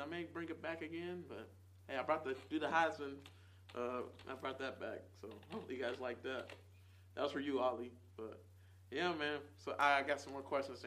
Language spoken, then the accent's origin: English; Nashville, Tennessee, United States; moved away as an adult; also born or lived in Charlotte, North Carolina; here in Nashville, in Nazareth, this is what I call this place